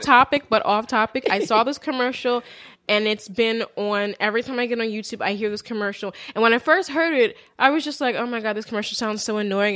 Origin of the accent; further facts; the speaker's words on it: Willow Grove, Pennsylvania, United States; We grew up in Willow Grove, Pennsylvania